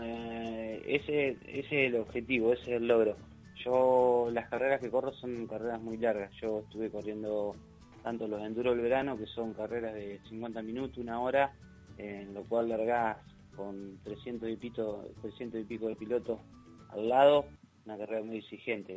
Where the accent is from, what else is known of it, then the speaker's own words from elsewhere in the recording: Mar de Ajó, Buenos Aires Province, Argentina; Yo soy de Marajó, del Partido de la Costa